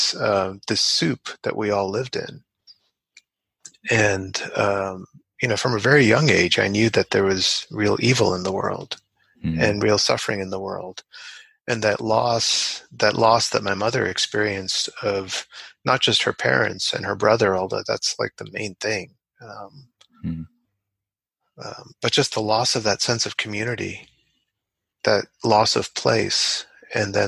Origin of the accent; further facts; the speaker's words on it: New York City, New York, United States; also born or lived in Chandigarh, Punjab, India; I was born in India and I lived there until I was five in Punjab in a beautiful city called Chandigarh, a planned city, which is unusual in India. And then when I was five, we moved to the Bronx in New York City